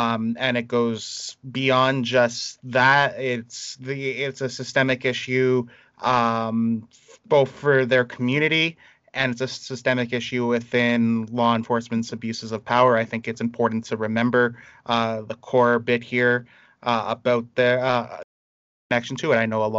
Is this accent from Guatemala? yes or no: no; Toronto, Ontario, Canada; we started about being in Toronto. I grew up in a lot of like predominantly minority communities. I was raised in Little Jamaica. I spent a lot of time in Lawrence Heights.